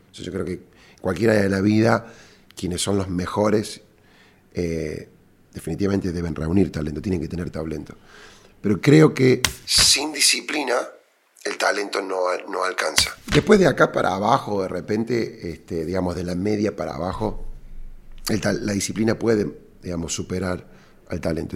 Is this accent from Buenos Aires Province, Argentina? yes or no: no; Córdoba, Argentina; cordobés y emprendedor